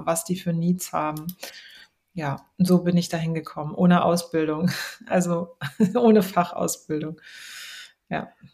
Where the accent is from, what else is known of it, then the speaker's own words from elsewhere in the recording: Baden-Württemberg, Germany; also born or lived in Trier, Rhineland-Palatinate / United States; now in Berlin, Germany; Aufgewachsen, geboren bin ich äh, in Rheinland-Pfalz, in Trier, aufgewachsen in Baden-Württemberg und dann in den USA